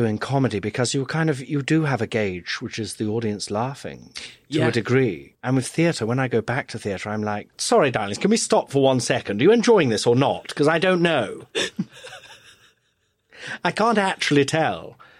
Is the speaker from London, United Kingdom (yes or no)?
no; Nottingham, East Midlands, United Kingdom; I'm from Nottingham originally, you know, rough as fuck.